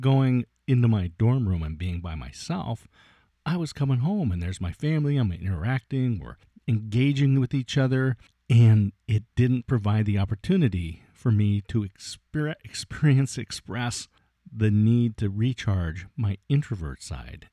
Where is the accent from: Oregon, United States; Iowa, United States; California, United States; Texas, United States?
Oregon, United States; Oregon State University, United States; It was held in my hometown here at Oregon State University